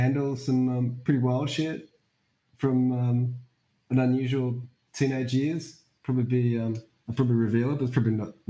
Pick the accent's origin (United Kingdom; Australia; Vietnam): Australia; Perth, Western Australia; I grew up in Perth, and Perth is a fucked up city.